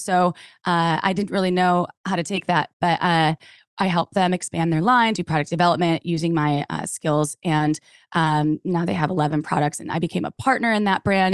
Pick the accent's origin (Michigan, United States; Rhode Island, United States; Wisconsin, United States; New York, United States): Wisconsin, United States; moved away; I came from the Midwest, from Wisconsin, and very conservative